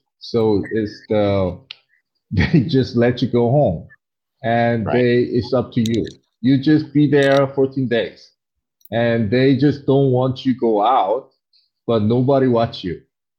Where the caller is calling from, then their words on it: Harbin, Heilongjiang, China; So I'm in Harbin, China. It's the northeast of side of the China.